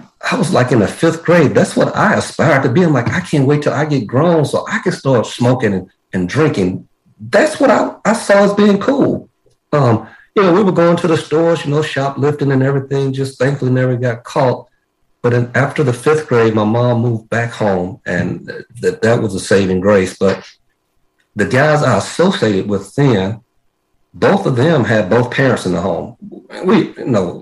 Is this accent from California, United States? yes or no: no; Crossett, Arkansas, United States; I am originally from Arkansas. I'm born in a small town down in southeast Arkansas.